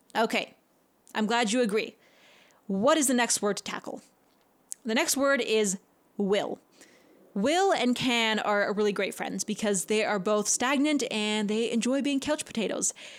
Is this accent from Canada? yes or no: yes; Canada; I'm a Canadian